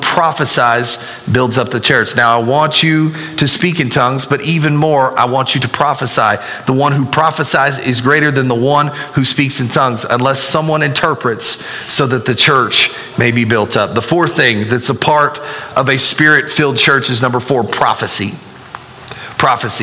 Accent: United States; That's us being an American

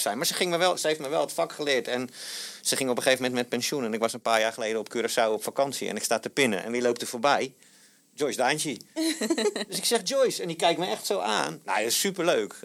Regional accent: South Holland, Netherlands; moved away as an adult; now in Rotterdam, Netherlands; Ik, ik, kom uit de provincie hier in Zuid-Holland.

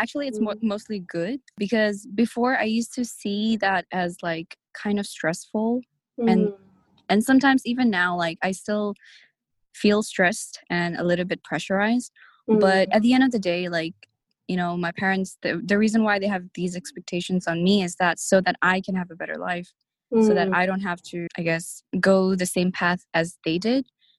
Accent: Nepal; I've never lived in a village in Nepal, even though I am from Nepal, and I'm quite detached from, like, I guess the community

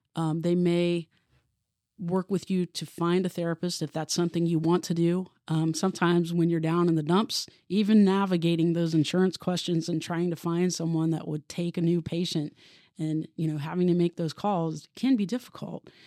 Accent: Obetz, Ohio, United States; also born or lived in Columbus, Ohio; I'm from Columbus. Um, I grew up in Obetz, went to Hamilton Township, which is the southern part of, uh, Franklin County.

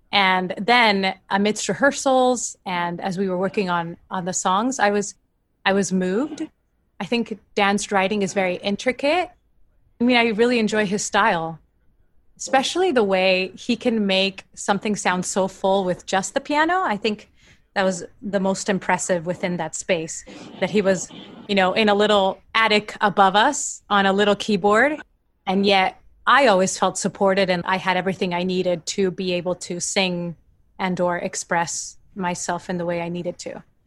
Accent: Argentina; moved away; I'm from Argentina

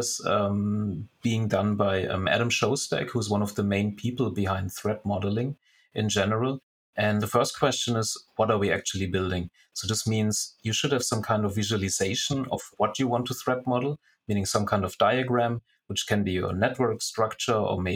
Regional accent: Germany; moved away as an adult; now in Singapore; originally I'm from Germany and already living now for 6 years in Singapore

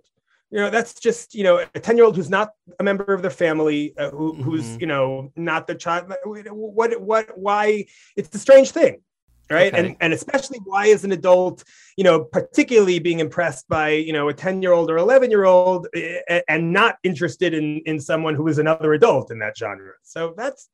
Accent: Brookline, Massachusetts, United States; I grew up in Brookline, Massachusetts

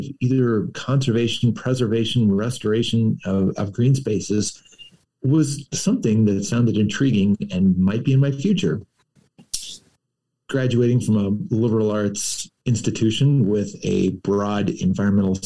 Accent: Moundridge, Kansas, United States; I grew up in Mound Ridge, only about 6 miles from Heston, where Dick Arboretum is located.

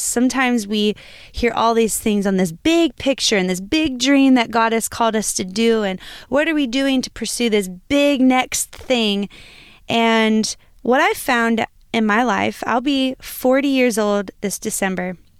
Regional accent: Lima, Ohio, United States; moved away; I am from, originally from Lima, Ohio

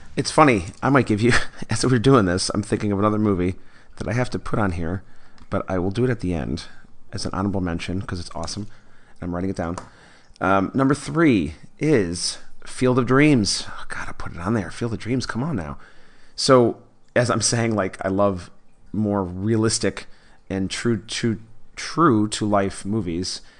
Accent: Buffalo, New York, United States; I grew up in Buffalo, Buffalo, New York.

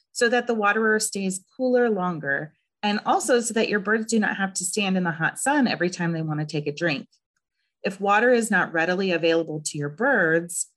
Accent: Southern California, United States; also born or lived in Northeast Ohio; now in Ohio, United States; I am originally from Southern California, where triple digits in the summertime were expected.

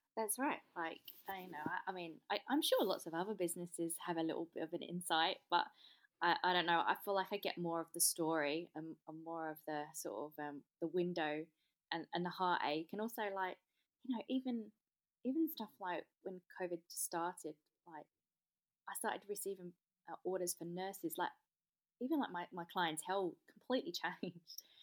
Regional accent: London, United Kingdom; moved away as an adult; also born or lived in Melbourne / Sydney; now in Australia; I am in English. I come from South East London, but I have been here for twelve years

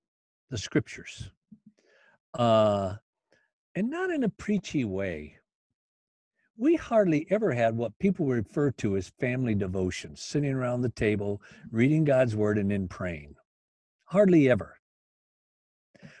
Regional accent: Union City, Michigan, United States; also born or lived in Battle Creek, Michigan; Union City, where I was born in Union City

